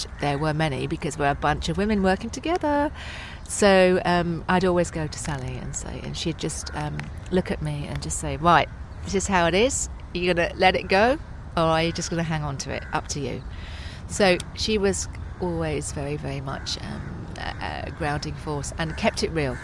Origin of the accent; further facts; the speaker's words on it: Essex, East of England, United Kingdom; moved away; I'm from Essex, you know. I'm totally an Essex girl